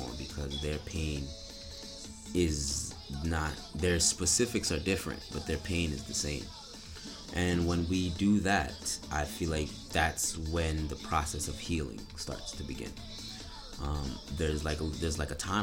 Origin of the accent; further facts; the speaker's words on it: Niagara Falls, New York, United States; I'm from Niagara, New York